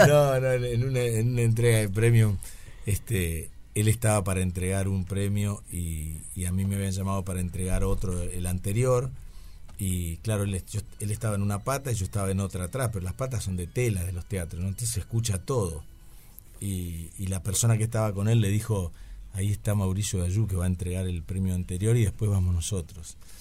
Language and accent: Spanish; Paraná, Entre Ríos, Argentina; nací en Paraná, en Entre Ríos